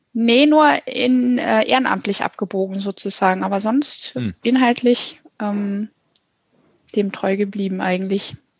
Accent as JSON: {"language": "German", "town": "Hanover", "region": "Lower Saxony", "country": "Germany", "tie": "born or raised there", "moved": "yes", "said": "Ich bin mal in Hannover, wo ich aufgewachsen bin"}